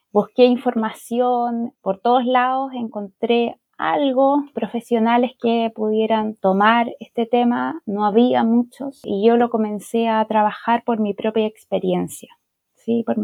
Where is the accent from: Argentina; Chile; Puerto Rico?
Chile; also born or lived in Santiago, Chile; yo soy chilena, vivo aquí en Santiago de Chile